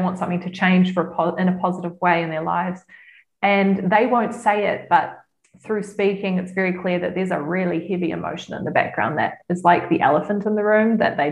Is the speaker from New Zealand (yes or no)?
yes; New Zealand; now in Lucerne, Switzerland; I'm from New Zealand, a lot of my clients are in New Zealand